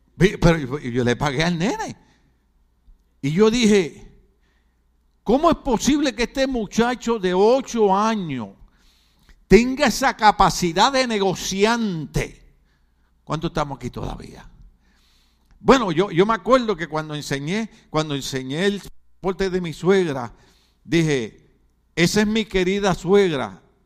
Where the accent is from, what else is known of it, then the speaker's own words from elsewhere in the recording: Puerto Rico; moved away as an adult; now in California, United States; yo soy puertorriqueño